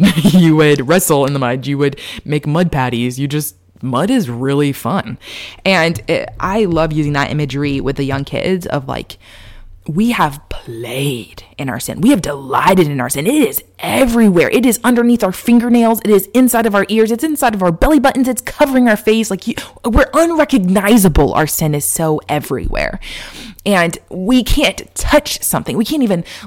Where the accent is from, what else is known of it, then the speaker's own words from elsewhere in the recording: Texas, United States; moved away; Growing up in Texas